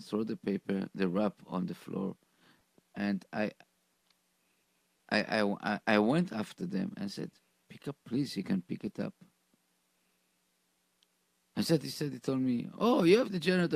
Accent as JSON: {"language": "English", "country": "Israel", "tie": "born or raised there", "moved": "yes", "said": "I grew up in Israel"}